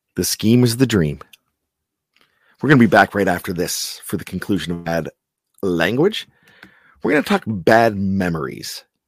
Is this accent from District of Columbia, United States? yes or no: no; Johnstown, Pennsylvania, United States; growing up in Johnstown, P A.